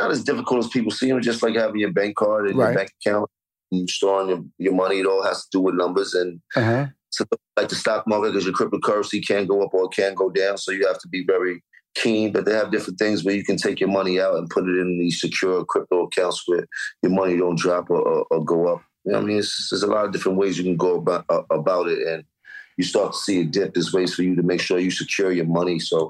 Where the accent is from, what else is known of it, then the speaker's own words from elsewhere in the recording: New York City, New York, United States; And I'm from Harlem. All you learned about was hustling when you were Harlem.